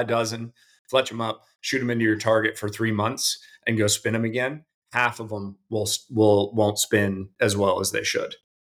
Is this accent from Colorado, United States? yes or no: yes; Colorado, United States; moved away; also born or lived in Davidson County; I grew up in Colorado